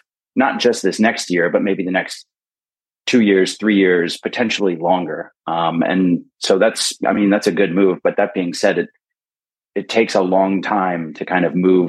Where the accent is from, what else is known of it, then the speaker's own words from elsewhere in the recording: United States; moved away as an adult; now in Berlin, Germany; I'm American